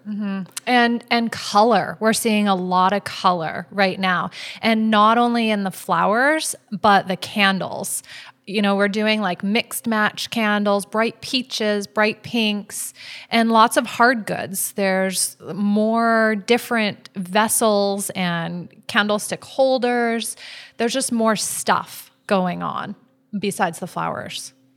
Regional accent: Vancouver, British Columbia, Canada; now in Maui, United States; I'm from Vancouver, where I'm used to all the little boutique shops

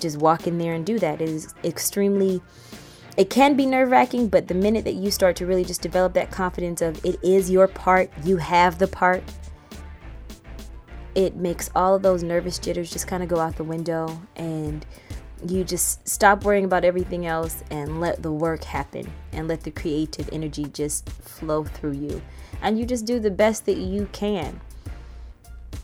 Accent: Riverdale, Georgia, United States; moved away as an adult; now in New York, United States; I am originally from Riverdale, Georgia, which is just outside of Atlanta. And I moved to New York to go to school

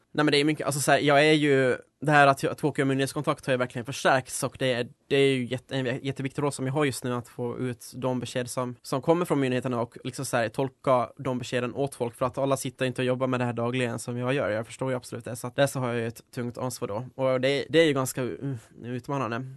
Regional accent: Finland; moved away as an adult; now in Uppsala, Sweden; jag Kommer ursprungligen från Finland då, så jag flyttade hit för fem år sedan nu

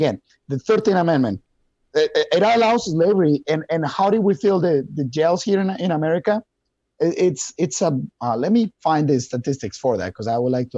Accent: Wisconsin, United States; But if you look at Milwaukee, like for example, we're from Wisconsin.

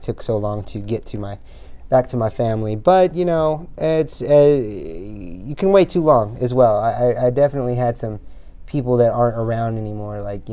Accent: Evansville, Indiana, United States; moved away as an adult; now in San Diego, United States; I'm from Indiana originally, and I left because of that, because of the cold

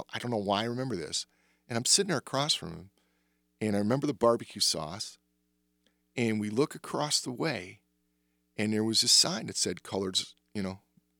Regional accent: the South, United States; born there; I was born in the Jim Crow South, and my mom is from the South.

